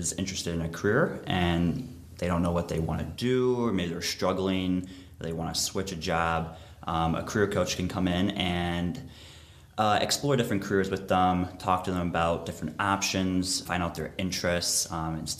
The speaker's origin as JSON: {"language": "English", "town": "Litchfield", "region": "Ohio", "country": "United States", "tie": "born or raised there", "said": "I grew up here for most of my life. I grew up out in Litchfield, a little rural community in Medina County"}